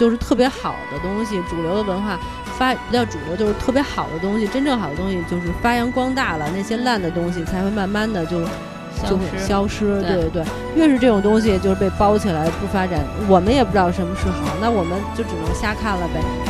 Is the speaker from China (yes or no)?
yes; China; 原来我们中国人是不爱去逛博物馆的，